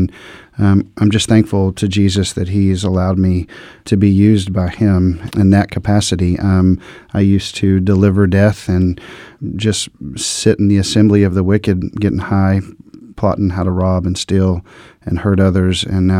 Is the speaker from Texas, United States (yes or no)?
yes; Dallas, Texas, United States; I grew up in the Dallas-Fort Worth, Texas area. At a young age, I started making really poor decisions